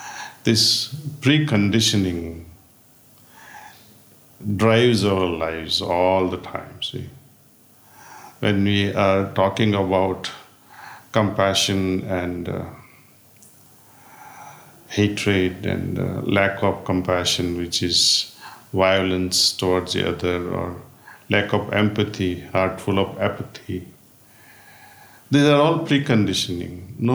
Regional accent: India; born there; moved away; also born or lived in United States; I spent most of my life in the United States. And now I'm spending time in India. I was born in India, actually.

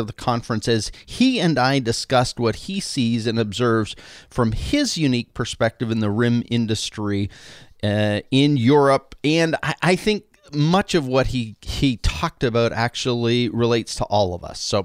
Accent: Canada; now in United States; I've been very obviously over the years a Canadian. Well, officially, last week, I became an American citizen

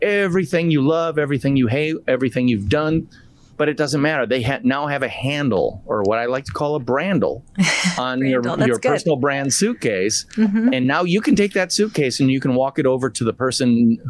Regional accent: Midwest, United States; I'm from the Midwest

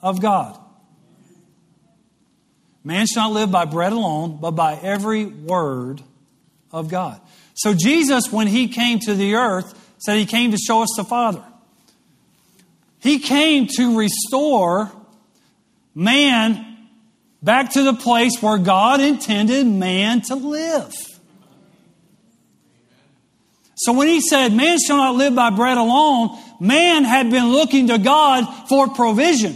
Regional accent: West Monroe, Louisiana, United States; moved away; growing up in West Monroe, Louisiana, home of the show Duck Dynasty

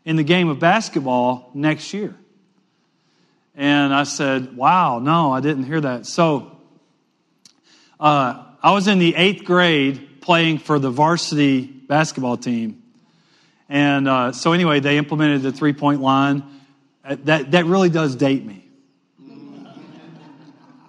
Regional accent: Western Louisiana, United States; I grew up in Western Louisiana

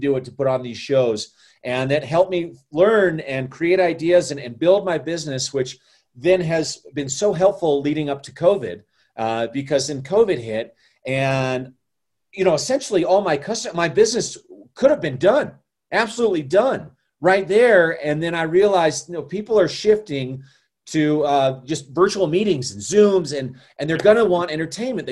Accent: Colorado, United States; also born or lived in Chicago; I'm born and raised in Colorado, and I've been here almost my entire life

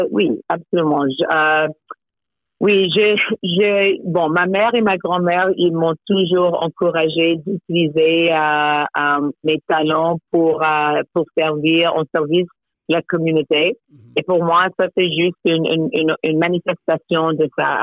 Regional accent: Toronto, Ontario, Canada; Je suis née à Toronto. Euh, mes parents euh, proviennent des très, très petites villes du Caraïbe, des villes anglophones. et oui, j'ai passé mon enfance à Toronto.

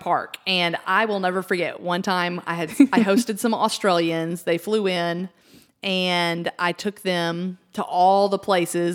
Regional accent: Wichita Falls, Texas, United States; our hometown

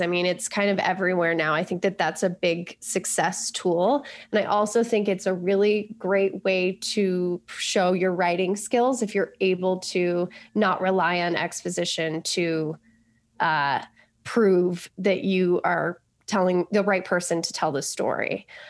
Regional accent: Colorado, United States; moved away; also born or lived in New York; I grew up in Colorado

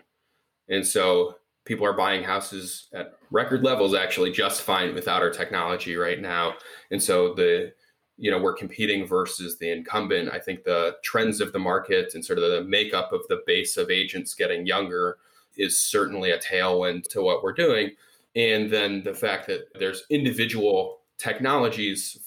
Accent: Cleveland, Ohio, United States; moved away as an adult; also born or lived in Michigan; now in Chicago, United States; I grew up in Cleveland

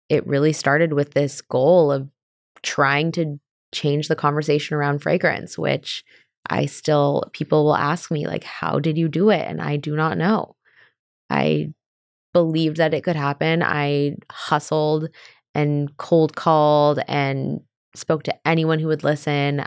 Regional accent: California, United States; we're from California

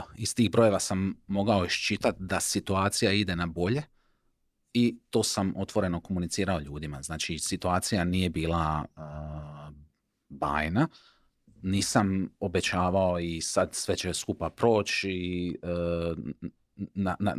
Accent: Šibenik, Šibenik-Knin County, Croatia; ja sam iz Šibenika

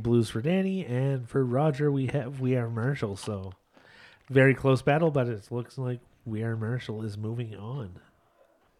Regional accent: Canada; we are Canadian

